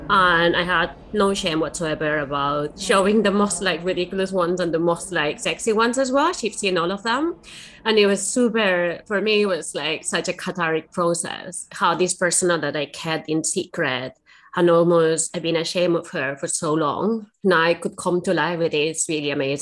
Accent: Spain; now in United Kingdom; Spain, which is where I'm from

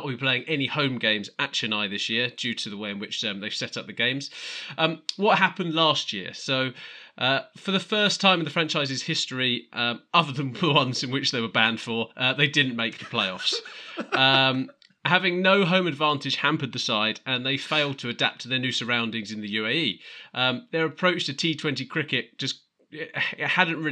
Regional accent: England, United Kingdom; We're English fans

